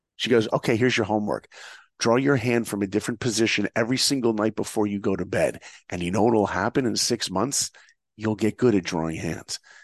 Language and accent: English; New York, United States; I grew up in New York